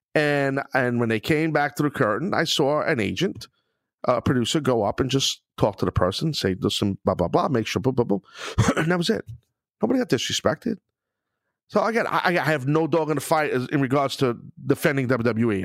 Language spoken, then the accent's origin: English; New York City, New York, United States; my hometown of Brooklyn